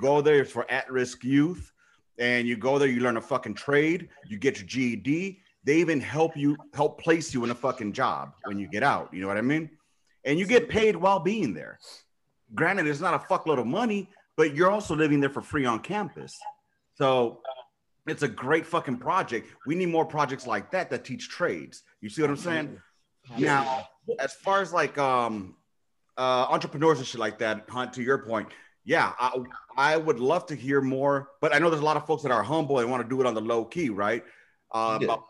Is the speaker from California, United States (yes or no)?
yes; Los Angeles, California, United States; I grew up in South Central Los Angeles